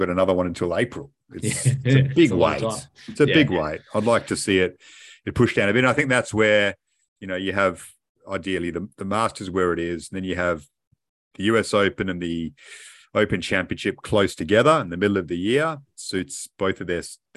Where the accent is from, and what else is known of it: Australia